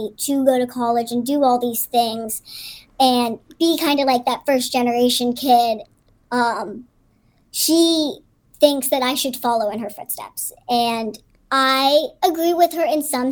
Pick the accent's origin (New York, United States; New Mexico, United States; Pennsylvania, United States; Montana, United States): Pennsylvania, United States; Pittsburgh; Where I grew up in Pittsburgh